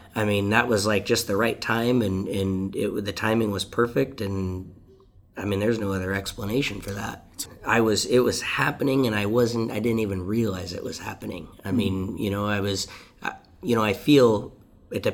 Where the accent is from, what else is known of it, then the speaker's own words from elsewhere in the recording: Deming, Washington, United States; I'm from the Deming community